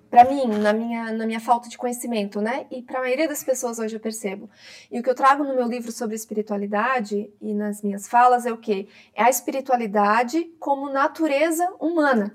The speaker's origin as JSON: {"language": "Portuguese", "region": "interior of Santa Catarina", "country": "Brazil", "tie": "born or raised there", "lives_now": "Florianópolis, Brazil", "said": "quando eu saí da minha cidade no interior de Santa Catarina, eu moro em Florianópolis, né? Sou catarinense, e fui morar em Florianópolis com 21 anos"}